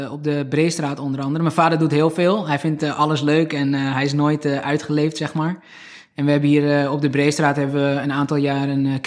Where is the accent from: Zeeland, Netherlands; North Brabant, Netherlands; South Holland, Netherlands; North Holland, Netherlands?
North Holland, Netherlands; Alkmaar; also born or lived in Turkey / Heiloo / Heemskerk; now in Beverwijk, Netherlands; Nee, ik ben geboren in Alkmaar. Ook tot mijn tiende daar gewoond. Daarna zijn we met mijn ouders naar Turkije verhuisd.